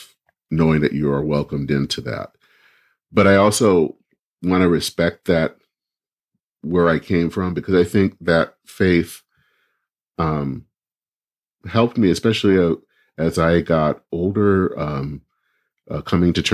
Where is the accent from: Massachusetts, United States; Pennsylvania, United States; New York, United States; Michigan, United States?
Michigan, United States; Flint; now in Minneapolis, United States; I grew up in a town that it seems like everyone knows, Flint, Michigan